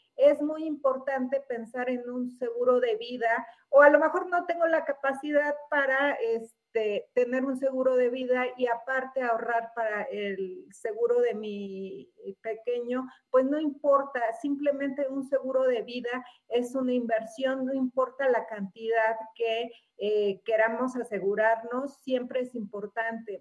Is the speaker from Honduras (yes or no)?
no; Mexico; los mexicanos somos muy trabajadores